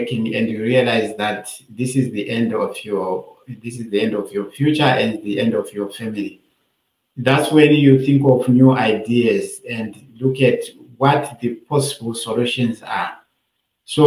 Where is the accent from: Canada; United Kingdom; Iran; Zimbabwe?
Zimbabwe; Binga, Matabeleland North; moved away as an adult; now in Australia; I am from a very poor family coming from a rural remote area called Binga in Matevere north of Zimbabwe. So I grew up there.